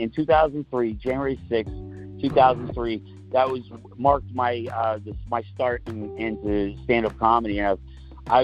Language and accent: English; Florida, United States; moved away as an adult; also born or lived in New York City; I currently live back in my, you know, where I grew up in Florida